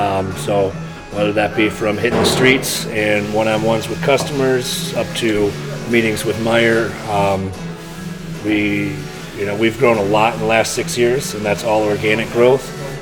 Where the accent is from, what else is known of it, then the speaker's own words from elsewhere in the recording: Traverse City, Michigan, United States; I'm from Traverse City, Michigan. Grew up there.